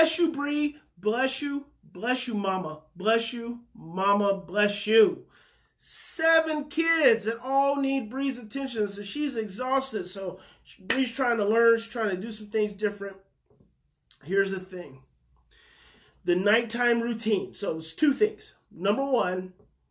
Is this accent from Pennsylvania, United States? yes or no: no; Muskogee, Oklahoma, United States; I was born in Muskogee, Oklahoma